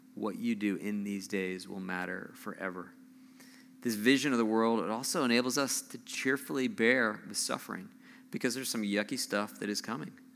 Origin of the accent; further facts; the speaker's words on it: Southern California, United States; moved away; I grew up, I grew up in Southern California.